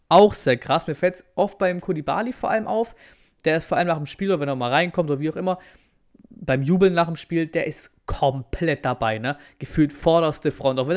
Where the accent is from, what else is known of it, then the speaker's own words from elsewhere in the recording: Dortmund, North Rhine-Westphalia, Germany; Ich komme ja aus Dortmund, da ist das ja auch ganz cool